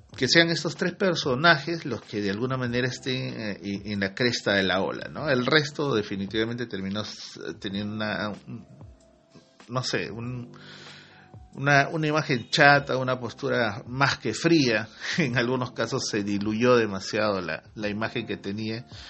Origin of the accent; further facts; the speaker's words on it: Peru; así somos en el Perú